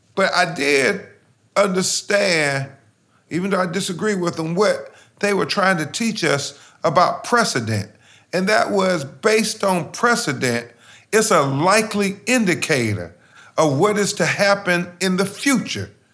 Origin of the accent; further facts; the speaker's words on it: Lumberton, North Carolina, United States; now in Florida, United States; every other little black boy growing up in Lumberton, North Carolina